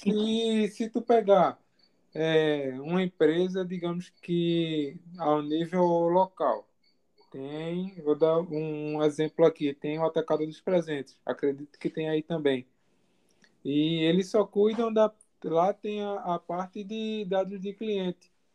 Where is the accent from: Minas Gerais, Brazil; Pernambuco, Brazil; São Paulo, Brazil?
Pernambuco, Brazil; Jaboatão dos Guararapes; onde eu moro. Sou de Jaboatão.